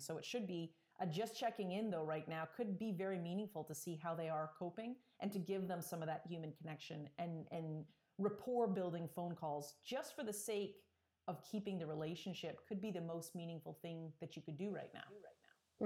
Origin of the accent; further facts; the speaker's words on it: Toronto, Ontario, Canada; I was kind of from the Toronto area